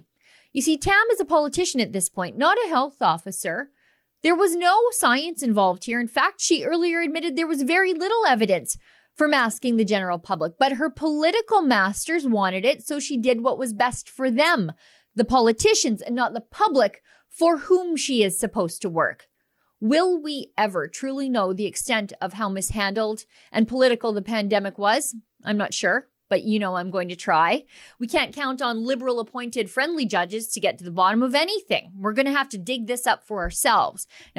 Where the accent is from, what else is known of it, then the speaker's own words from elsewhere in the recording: Canada; As a Canadian, it was really shocking to see just the ecological carnage unfolding at the border.